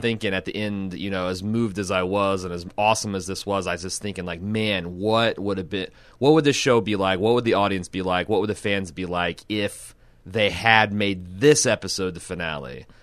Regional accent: Midwest, United States; I'm from the Midwest

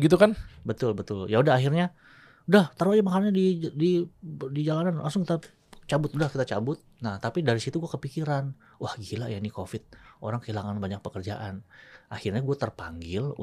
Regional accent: Tangerang, Banten, Indonesia; Nah, daerah gua Tangerang, Tangerang tuh kota pabrik, kota industri.

